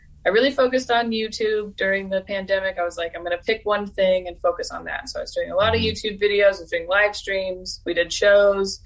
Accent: Renton, Washington, United States; I'm from Renton

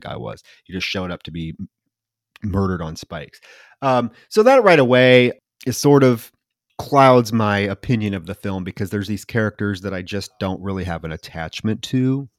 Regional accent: Davenport, Iowa, United States; born or raised there

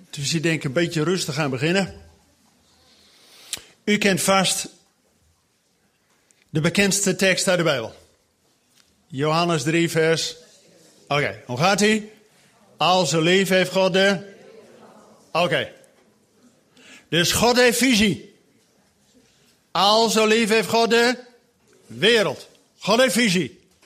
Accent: Groningen, Netherlands; now in Zwolle, Netherlands; Ik woon in Zwolle, maar ik kom uit Groningen. Echt uit de klei.

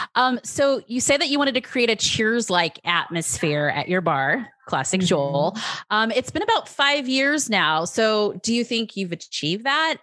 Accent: California, United States; moved away as an adult; now in Las Vegas, United States; I'm from California

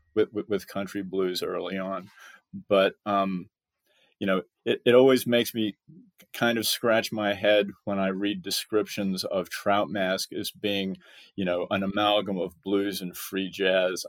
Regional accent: Bellport, New York, United States; moved away as an adult; now in Texas, United States; I grew up on Long Island, you know, South Shore, Long Island

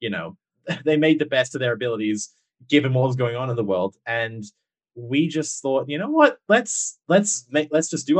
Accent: Perth, Western Australia, Australia; accent: a bit of British, a bit of Aussie; also born or lived in Manchester; I'm from Perth in WA

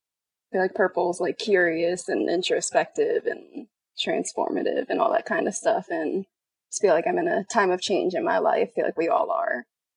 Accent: Orlando, Florida, United States; now in Los Angeles, United States; I'm from Florida.

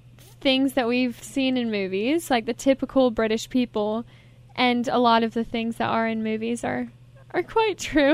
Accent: United States; being American. Our accent is so common

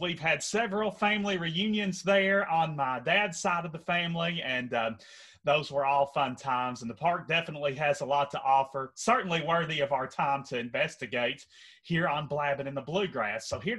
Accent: Henderson, Kentucky, United States; accent: southern drawl; Henderson, my hometown

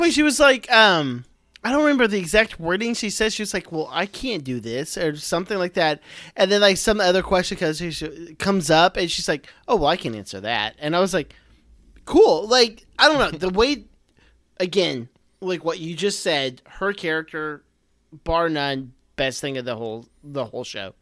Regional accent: Central Texas, United States; born or raised there; also born or lived in Oklahoma

